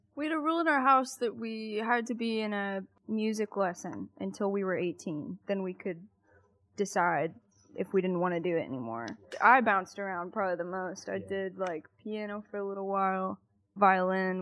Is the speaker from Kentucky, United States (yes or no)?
yes; Wilmore, Kentucky, United States; We're from Wilmore, Kentucky